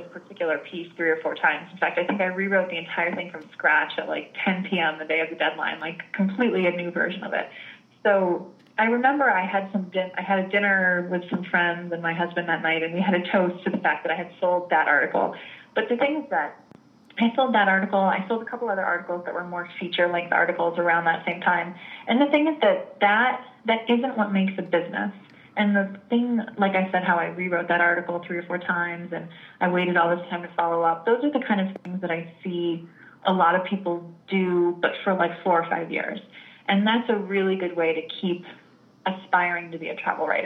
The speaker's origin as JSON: {"language": "English", "country": "United States", "also_born_or_lived": "Italy", "said": "I'm American. I'm not actually Italian."}